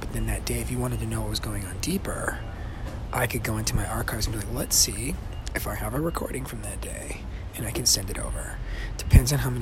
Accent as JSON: {"language": "English", "town": "Tucson", "region": "Arizona", "country": "United States", "tie": "born or raised there", "moved": "as an adult", "lives_now": "Los Angeles, United States", "said": "my hometown. The Tucson mystery tour"}